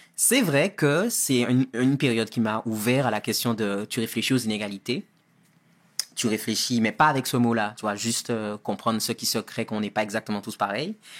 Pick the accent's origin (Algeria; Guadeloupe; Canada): Guadeloupe; moved away as an adult; also born or lived in Paris, France / Marseille, France; now in United States; j'ai grandi en Guadeloupe jusqu'à deux ans après le bac